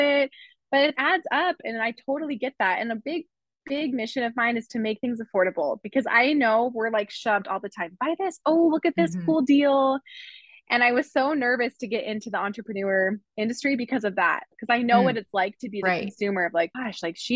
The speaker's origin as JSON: {"language": "English", "region": "California", "country": "United States", "tie": "born or raised there", "said": "I grew up in California"}